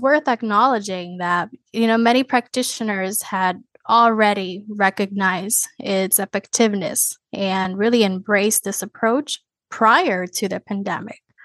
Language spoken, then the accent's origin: English; Puerto Rico; now in Florida, United States; I come from Puerto Rico, a small island